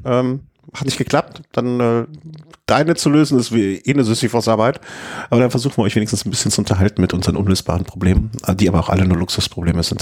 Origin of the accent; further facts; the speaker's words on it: Düsseldorf, North Rhine-Westphalia, Germany; now in Cologne, Germany; ich bin geboren in Düsseldorfer